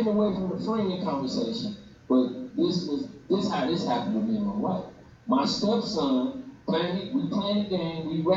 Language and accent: English; St. Louis, Missouri, United States; I'm from all the north side, from the 20 all the way to Bay.